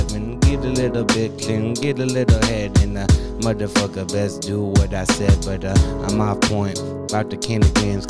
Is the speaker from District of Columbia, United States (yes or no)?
no; Arizona, United States; I grew up in Arizona, so it was like in the summer times it gets out to like 115